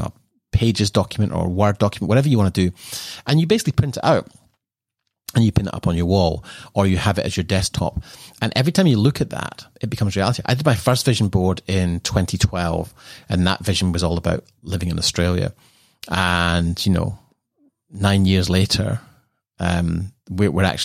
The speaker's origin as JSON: {"language": "English", "town": "Edinburgh", "region": "Scotland", "country": "United Kingdom", "tie": "born or raised there", "moved": "yes", "said": "growing up in Edinburgh"}